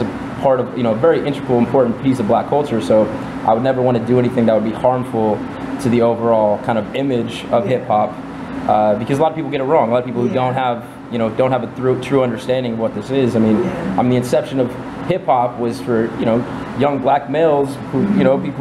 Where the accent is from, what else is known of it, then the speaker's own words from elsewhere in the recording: Fresno, California, United States; I grew up in Fresno